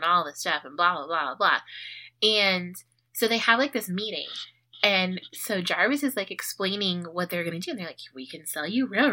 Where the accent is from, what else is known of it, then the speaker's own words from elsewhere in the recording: Tucson, Arizona, United States; growing up on the Far East Side